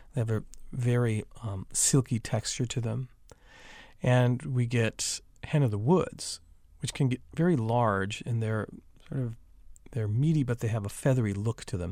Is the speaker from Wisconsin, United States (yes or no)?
yes; Wisconsin, United States; now in North Carolina, United States; I grew up in Wisconsin